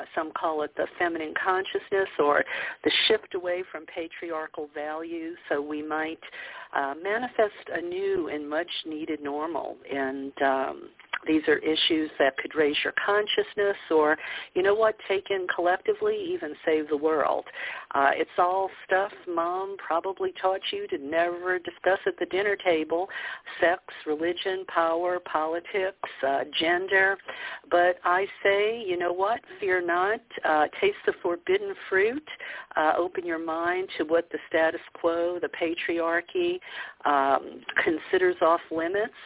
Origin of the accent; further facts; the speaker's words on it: New Orleans, Louisiana, United States; moved away as an adult; also born or lived in California; I grew up in the Bible Belt, a Catholic in New Orleans